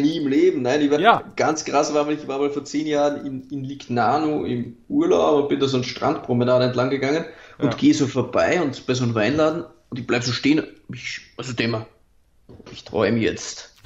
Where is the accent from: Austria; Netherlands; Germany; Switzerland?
Austria; bei uns in Österreich